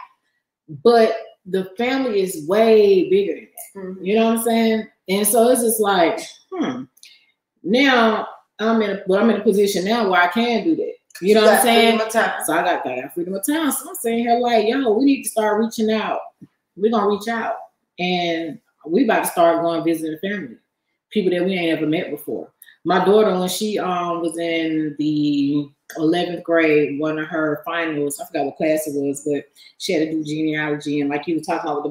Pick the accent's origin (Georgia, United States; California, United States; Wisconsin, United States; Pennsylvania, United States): Georgia, United States; Atlanta; I grew up on the east side of Atlanta